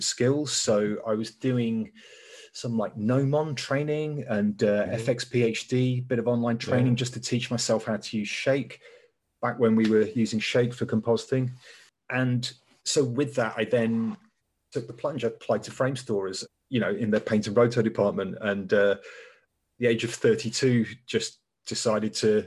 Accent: Leicester, East Midlands, United Kingdom; moved away as an adult; now in London, United Kingdom; we grew up in Leicester

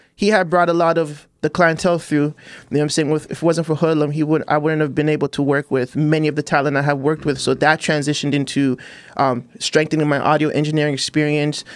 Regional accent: Toronto, Ontario, Canada; I'm from Chester Lee.

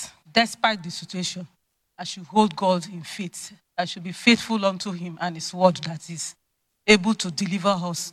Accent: Port Harcourt, Rivers State, Nigeria; I'm from River State, Port Harcourt.

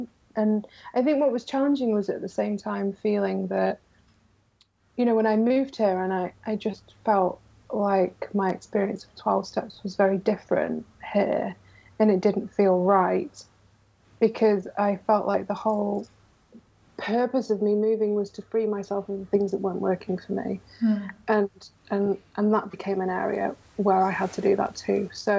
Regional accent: New York, United States; born there; You know, I was born in New York originally. I'm a dual citizen, so it's something I've always wanted to do.

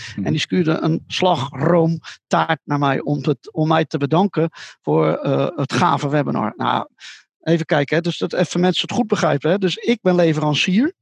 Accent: Netherlands; Ik vertelde dat ik uit Holland kwam

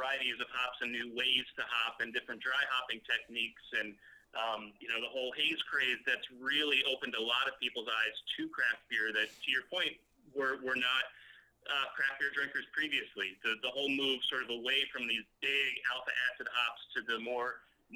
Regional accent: Long Island, New York, United States; moved away as an adult; also born or lived in New Hampshire / Atlanta, Georgia; now in Tampa Bay, United States; Grew up in Long Island.

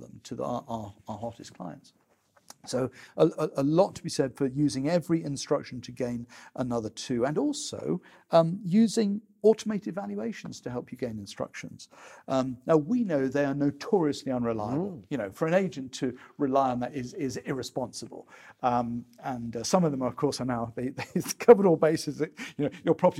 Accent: United Kingdom; we're British

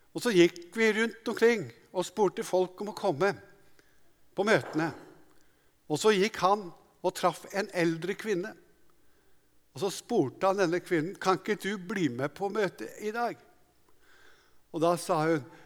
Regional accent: Hadeland, Innlandet, Norway; Jeg vokste opp på Hadeland

